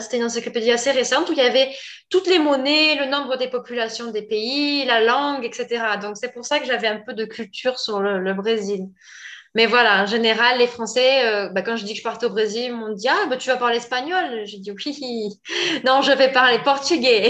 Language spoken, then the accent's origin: French; Pau, Nouvelle-Aquitaine, France; moved away as an adult; now in Brazil; je suis française et je suis née dans le sud-ouest de la France, dans la ville de Pau.